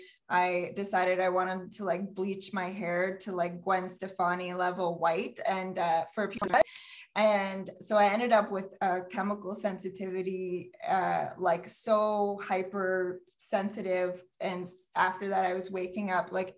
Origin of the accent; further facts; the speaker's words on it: Sudbury, Ontario, Canada; also born or lived in Toronto / Peterborough; I was born and raised here in Sudbury